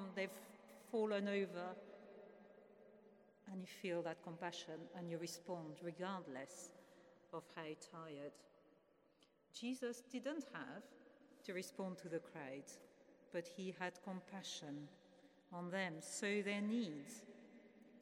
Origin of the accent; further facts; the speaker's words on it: France; now in England; I grew up in France, in a place where you don't actually call somebody a friend until you've had a meal with them.